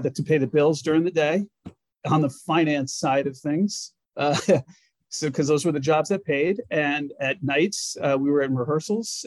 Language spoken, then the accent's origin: English; Glastonbury, Connecticut, United States; moved away as an adult; also born or lived in Hartford, Connecticut / Boston, Massachusetts / New York City, New York / upstate New York; i am a nutmegger as they call us in connecticut i grew up in glastonbury connecticut apple farm country